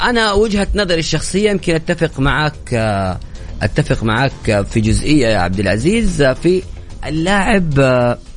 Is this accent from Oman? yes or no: no; Morocco; now in Saudi Arabia; أنا مغربي من السعودية